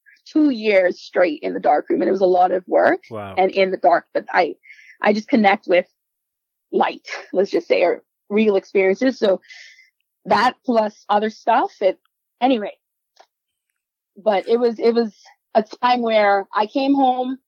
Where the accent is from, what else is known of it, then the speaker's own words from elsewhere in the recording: Bahamas; first language Spanish; English is a second language; also born or lived in Costa Rica; Spanish is my first language, but I also moved to the Bahamas when I was 5.